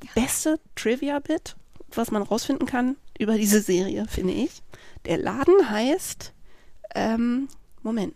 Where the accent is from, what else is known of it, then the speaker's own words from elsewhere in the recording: Freiburg, Baden-Württemberg, Germany; also born or lived in Berlin; ich bin ja mit einer lesbischen Mutter aufgewachsen in Freiburg, was jetzt natürlich nicht Manhattan, Kansas war, aber wir kamen aus Berlin mhm. und wir mhm. sind da hingezogen, da war ich sechs